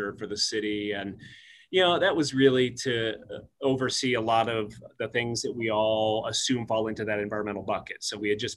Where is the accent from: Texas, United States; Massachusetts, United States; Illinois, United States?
Illinois, United States; moved away as an adult; also born or lived in Florida Keys, Florida; now in Flagstaff, United States; I'm actually from Illinois, but I was working in South Florida on the Florida Keys